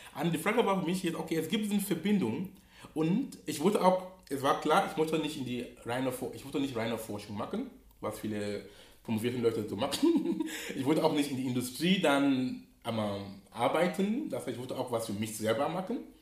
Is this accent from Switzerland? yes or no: no; Cameroon; now in Hamburg, Germany; wo ich herkomme, oder, komme, oder in Kamerun, wo ich gebürtig bin